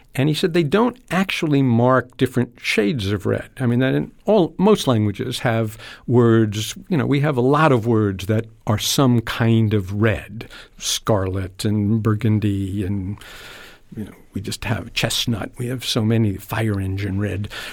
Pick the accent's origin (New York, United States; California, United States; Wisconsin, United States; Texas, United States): New York, United States; I grew up in New York